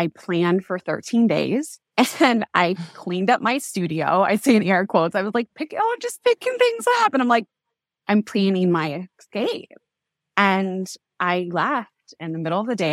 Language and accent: English; Kansas, United States; I was born and raised in Kansas, in kind of like the heartland of the U S, in a small town of about five thousand people